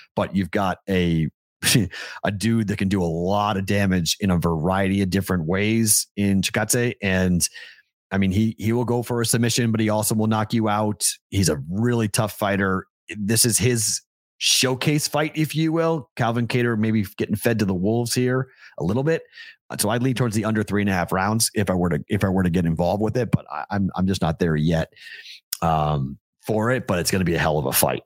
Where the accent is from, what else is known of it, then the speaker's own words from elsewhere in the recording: Andover, Massachusetts, United States; I'm from Andover, Mass